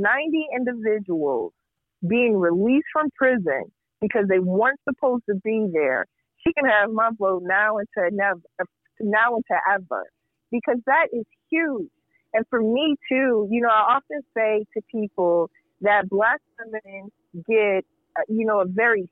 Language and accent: English; Indiana, United States; now in Chicago, United States; I grew up in Indiana.